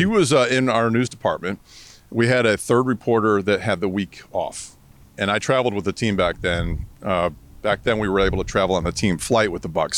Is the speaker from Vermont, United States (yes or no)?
yes; Vermont, United States; moved away as an adult; now in Tampa, United States; I grew up in Vermont